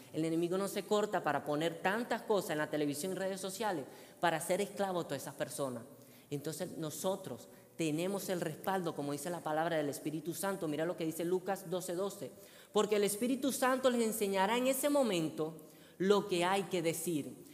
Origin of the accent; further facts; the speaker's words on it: Venezuela; moved away; yo soy venezolano